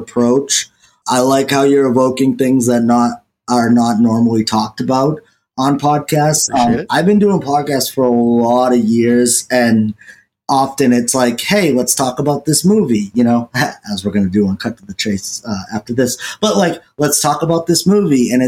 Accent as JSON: {"language": "English", "region": "New England", "country": "United States", "said": "I'm from New England"}